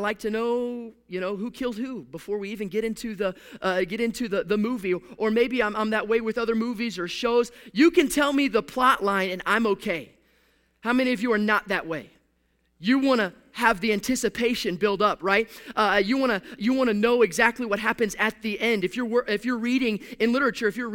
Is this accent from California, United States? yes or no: no; Houston, Texas, United States; now in Pacific Northwest, United States; I'm from a sports city. I'm from Houston, Texas.